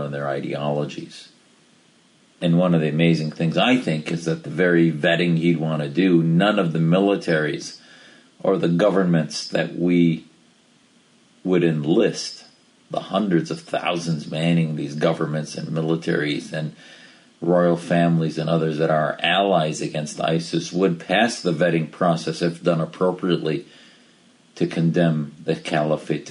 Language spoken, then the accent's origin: English; United States; as an American